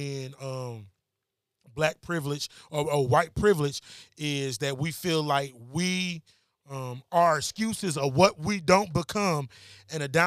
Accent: Detroit, Michigan, United States; I'm from Detroit, that. East Side, bro.

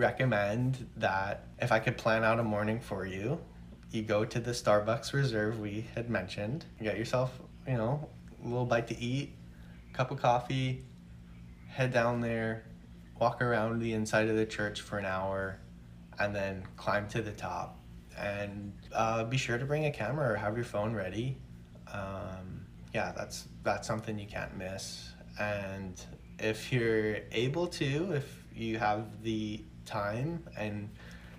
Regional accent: New York, United States; my parents are New Yorkers, and I was born in New York

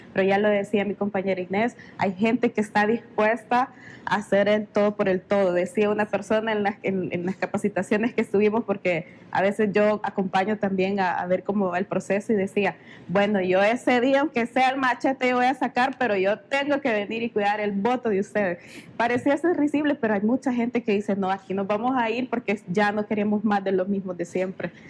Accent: La Libertad, El Salvador; Soy del Departamento de la Libertad

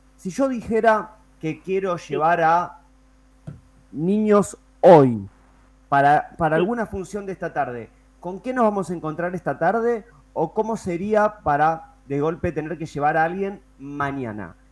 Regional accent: Avellaneda, Buenos Aires Province, Argentina; nosotros también ambos somos de Avellaneda

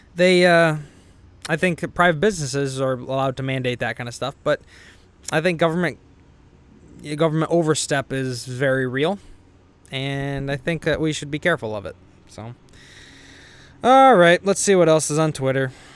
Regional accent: Illinois, United States; I am from Illinois

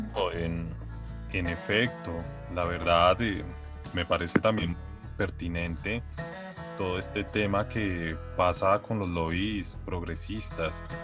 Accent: Colombia; todos somos colombianos

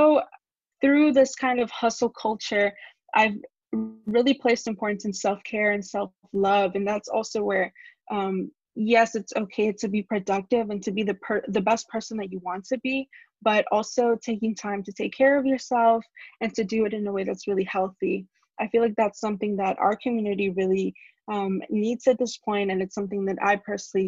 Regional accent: Laredo, Texas, United States; moved away as an adult; also born or lived in Monterrey, Nuevo León, Mexico; now in Austin, United States; I am originally from Monterrey, Nuevo León, but I moved to Laredo when I was really young. I would say about 4

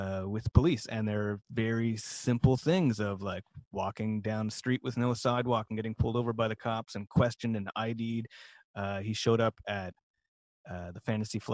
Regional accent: Ottawa, Ontario, Canada; moved away; I grew up in Ottawa.

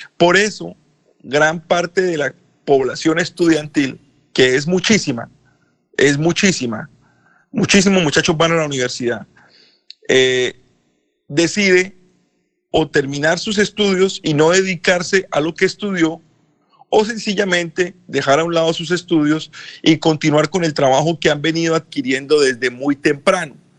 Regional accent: Colombia; now in United States

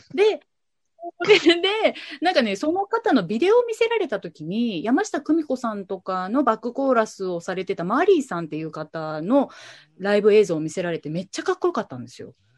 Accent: Kitakyushu, Fukuoka, Japan; moved away as an adult; also born or lived in Tokyo / New York; 今、えっと、地元北九州でラジオ局でパーソナリティとして喋らせていただいてる

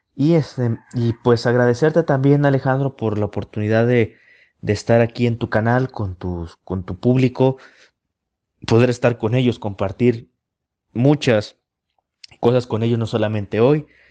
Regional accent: Guadalajara, Jalisco, Mexico; preservar nuestra historia como tapatíos y como jaliscienses

